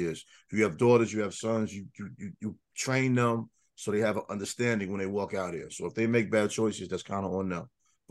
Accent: New York, United States; I grew up in New York playing Little League baseball

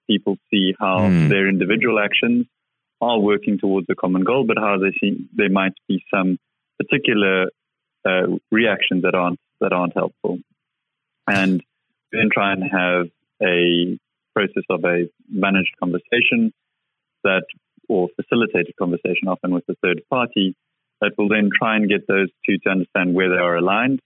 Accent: South Africa; I grew up in South Africa and he used to run mines all over Southern Africa

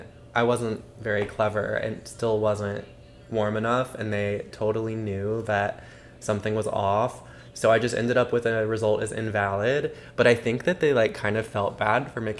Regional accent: Madison, Mississippi, United States; I went to a public school in Mississippi

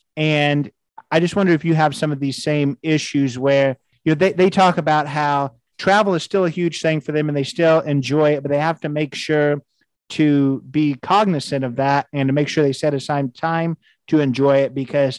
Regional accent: United States; as an American

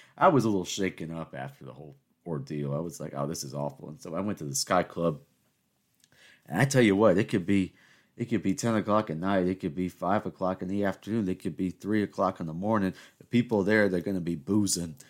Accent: South Carolina, United States; accent: Southern; now I'm from South Carolina, right? and we all know I'm, I'm Greek American. And, you know, I, I've grown up in the South.

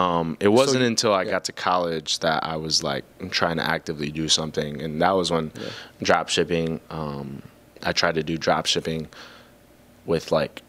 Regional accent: Greenfield, Wisconsin, United States; I grew up here in the Milwaukee area. I grew up in Greenfield, Wisconsin, which is right outside of Milwaukee.

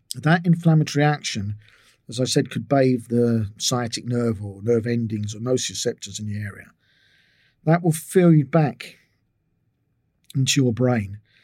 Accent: England, United Kingdom; moved away as an adult; also born or lived in Israel; I was from England

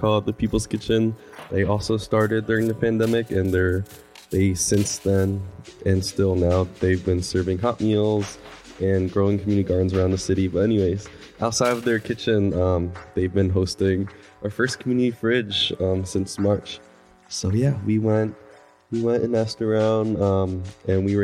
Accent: Philadelphia, Pennsylvania, United States; I'm from South Philly, 20 years old right now

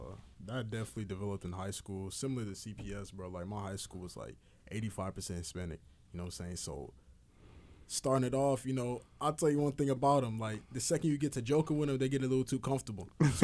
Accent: Nigeria; But, similar to Andrew, like, same way I'm Nigerian, bro

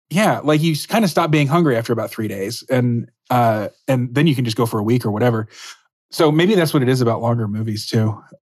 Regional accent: Dallas, Texas, United States; moved away; I'm from Dallas

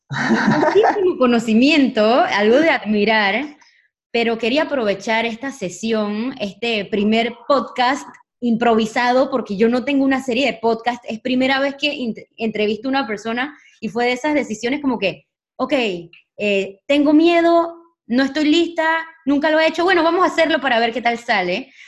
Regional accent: Panama; now in Spain; yo soy de Panamá y, ahorita mismo estoy en España

